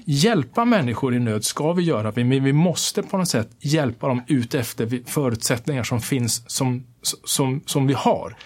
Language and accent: Swedish; Kiruna, Norrbotten County, Sweden; jag är född och uppvuxen här i Sverige, uppvuxen i Kiruna